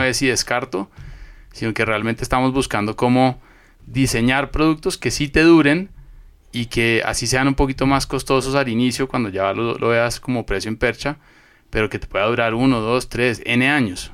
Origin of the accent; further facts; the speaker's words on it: Colombia; moved away as an adult; now in Ecuador; soy colombiano, eh, llevo viviendo acá en Ecuador desde hace ya casi